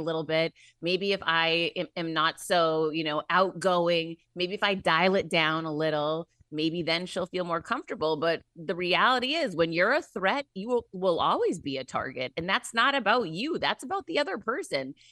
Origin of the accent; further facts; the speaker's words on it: Worcester, Massachusetts, United States; I grew up in Worcester, Mass